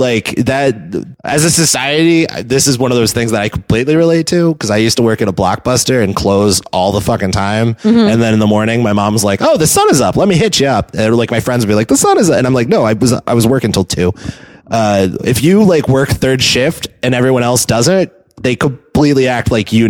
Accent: the South, United States; now in San Francisco, United States; I love doing shows in San Francisco now, but I also know to like bury that I'm from the South. Yeah. Like, you can't tell immediately from my accent

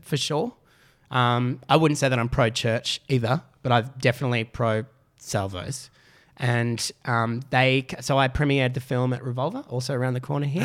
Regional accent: Canberra, Australian Capital Territory, Australia; moved away; also born or lived in Melbourne; I grew up in Canberra.

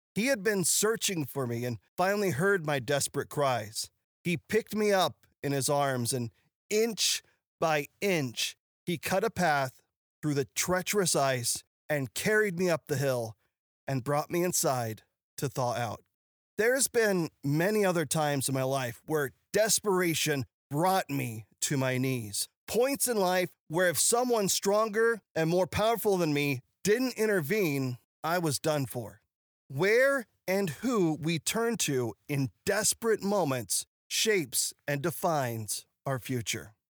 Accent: Ozark Mountains, the Ozarks, United States; I grew up in the Ozark Mountains

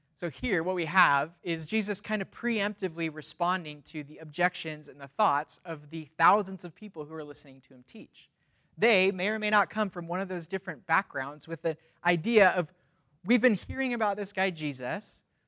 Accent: Los Angeles, California, United States; moved away as an adult; now in Spokane, United States; Was born and raised in Los Angeles

